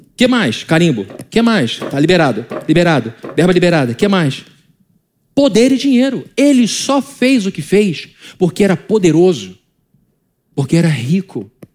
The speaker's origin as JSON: {"language": "Portuguese", "country": "Brazil", "said": "como brasileiro"}